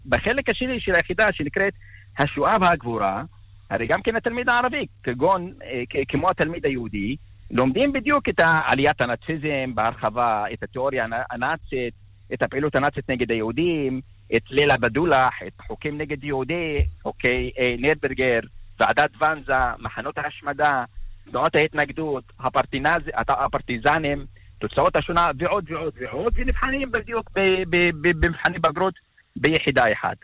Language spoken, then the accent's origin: Hebrew; Arab al-Aramshe, Northern District, Israel; אני מכפר קטן, נמצא ליד הגבול, כפר ערב אל-ערמשה